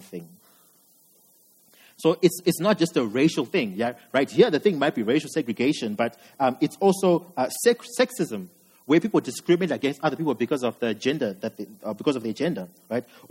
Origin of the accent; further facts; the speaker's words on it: Zimbabwe; I'm from Zim. And growing up in Zim